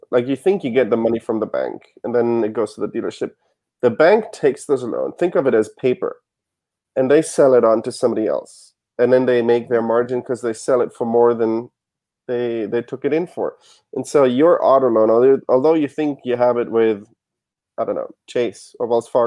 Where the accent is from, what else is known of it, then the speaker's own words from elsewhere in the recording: Germany; now in United States; I didn't have any credit because I came from Germany.